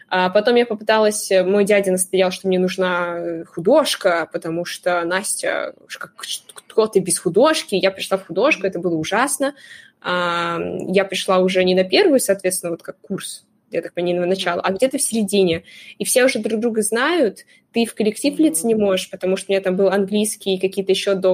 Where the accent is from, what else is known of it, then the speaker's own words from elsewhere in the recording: Crimea, Ukraine; moved away as an adult; now in Moscow, Russia; я приехала из Крыма в Москву, поступила на юрфак